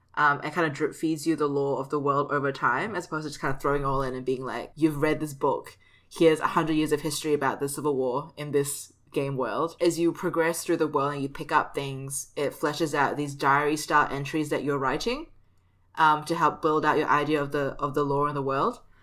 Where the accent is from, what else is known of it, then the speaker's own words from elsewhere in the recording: Singapore; my home country.